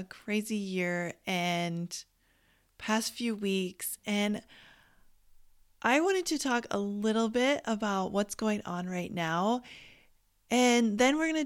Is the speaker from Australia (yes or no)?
no; Canada; I grew up in Canada